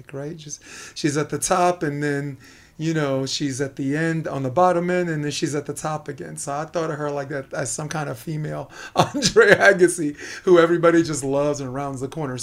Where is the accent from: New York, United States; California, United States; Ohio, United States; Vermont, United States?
New York, United States; I'm a New Yorker, you know, I speak fast